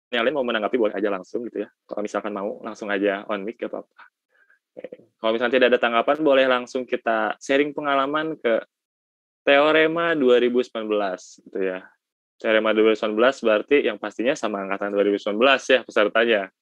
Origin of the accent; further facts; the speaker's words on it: West Java, Indonesia; accent: Sundanese; saya asli orang Sunda Kang jadi logatnya asli Sunda